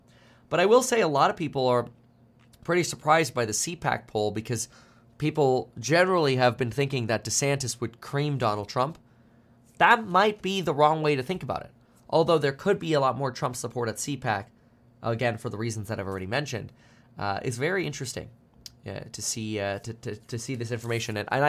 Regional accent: Germany; born there; Yeah, I was born in Germany.

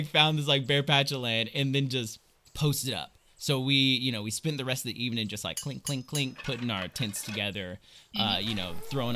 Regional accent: Central Valley of California, United States; I grew up in the Central Valley of California.

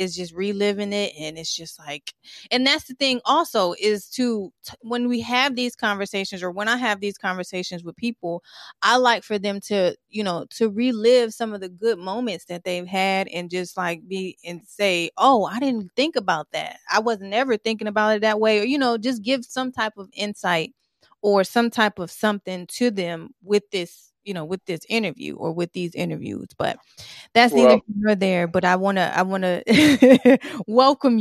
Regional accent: Franklin, Tennessee, United States; also born or lived in Detroit, Michigan; now in Virginia Beach, United States; I was born in Detroit. I grew up in Franklin, Tennessee, and now I live here in Virginia Beach

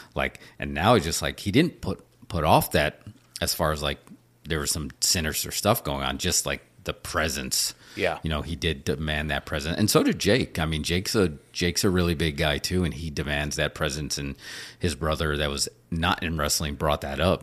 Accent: New York, United States; growing up in New York

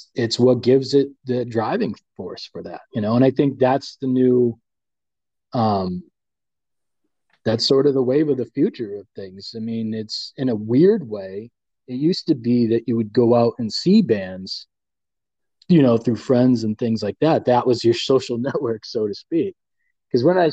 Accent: Central Massachusetts, United States; moved away; also born or lived in Leominster, Fitchburg, Gardner area; I was from Central Mass

